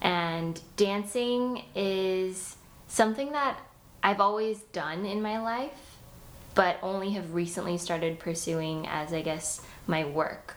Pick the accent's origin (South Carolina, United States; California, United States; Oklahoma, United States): California, United States; Fullerton; moved away as an adult; also born or lived in New York; I grew up in Fullerton, which is North Orange County